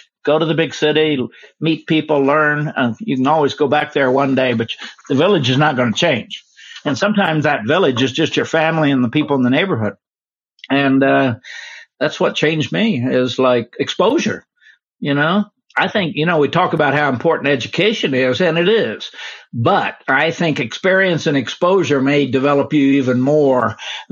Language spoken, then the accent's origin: English; Oklahoma, United States; moved away as an adult; also born or lived in Washington, D.C.; I grew up in Oklahoma. In the 40s and 50s, and it was pretty racist.